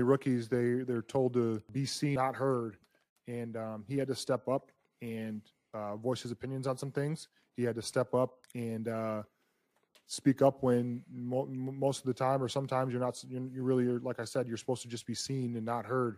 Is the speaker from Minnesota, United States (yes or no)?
no; Toledo, Ohio, United States; now in Michigan, United States; I grew up in Toledo